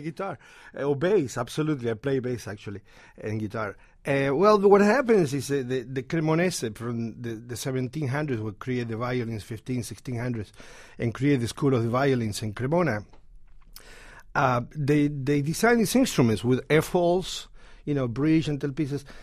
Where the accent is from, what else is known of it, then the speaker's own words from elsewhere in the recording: Argentina; English is a second language; now in New York City, United States; I'm from Argentina